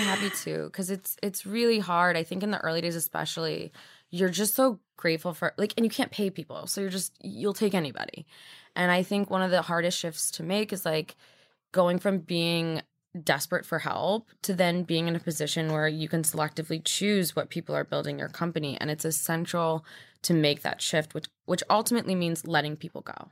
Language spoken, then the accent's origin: English; Midwest, United States; now in New York, United States; I grew up in the Midwest